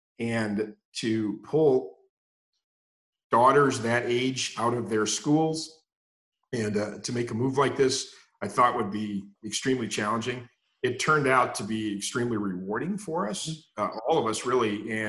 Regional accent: Madison, Wisconsin, United States; also born or lived in Indiana; So I'm originally from Madison, Wisconsin. And yes, I am a cheesehead.

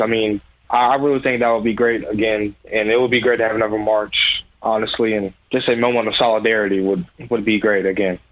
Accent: Louisville, Kentucky, United States; I'm from Louisville, Kentucky. I graduated from Ballard High School. Um, I lived in Louisville all my life.

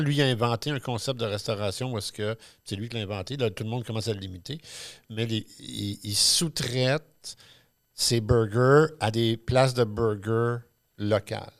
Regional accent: Quebec, Canada; on a hérité du chiolage inné latino-québécois franco-machin

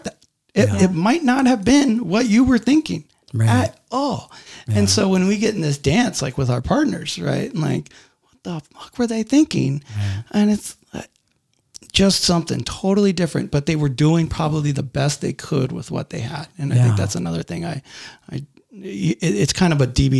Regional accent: Garden Grove, California, United States; born or raised there

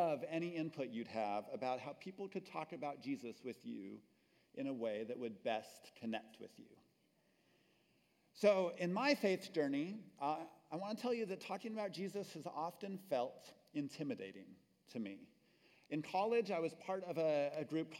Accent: New Mexico, United States; moved away as an adult; also born or lived in Texas; my home state of New Mexico.

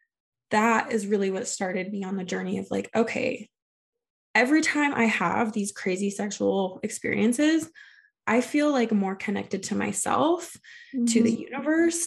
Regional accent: Salt Lake area, Utah, United States; I grew up in Salt Lake area

